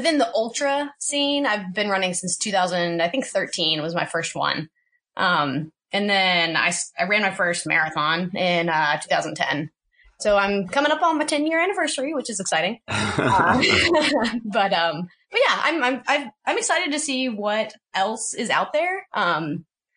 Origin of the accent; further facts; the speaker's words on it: Alabama, United States; moved away as an adult; now in Seattle, United States; originally I'm from Alabama where we have hills